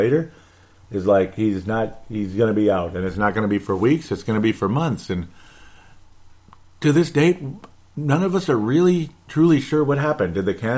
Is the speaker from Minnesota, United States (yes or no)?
yes; Golden Valley, Minnesota, United States; where I grew up in Golden Valley, Minnesota